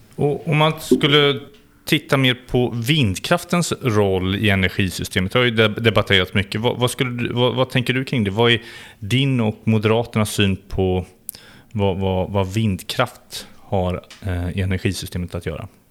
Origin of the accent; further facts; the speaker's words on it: West Sweden, Sweden; i mina hemtrakter, Västsverige